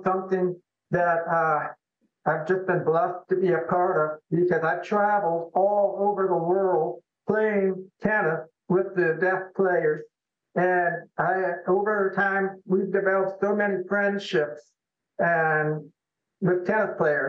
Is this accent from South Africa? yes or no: no; Toledo, Ohio, United States; I was born and raised, or I was raised in Toledo.